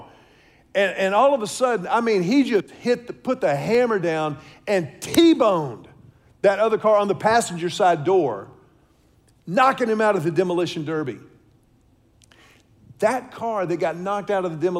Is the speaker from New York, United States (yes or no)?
no; Houston, Texas, United States; When I was a kid growing up in Houston